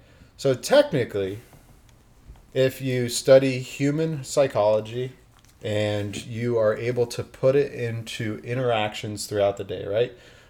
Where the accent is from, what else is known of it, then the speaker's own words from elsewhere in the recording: Ohio, United States; now in Florida, United States; I'm from Ohio.